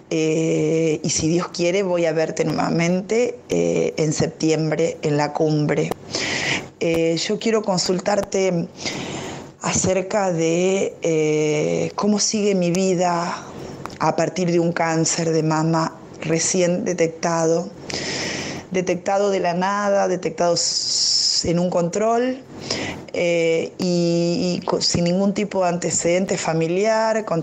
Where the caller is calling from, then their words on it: General Pinto, Buenos Aires Province, Argentina; de General Pinto, provincia de Buenos Aires, Argentina.